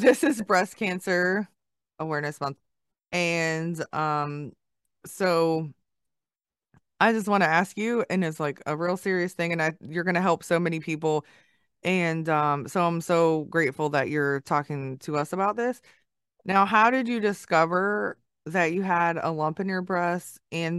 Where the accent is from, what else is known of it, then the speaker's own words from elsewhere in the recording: Hawaii, United States; I was born in Hawaii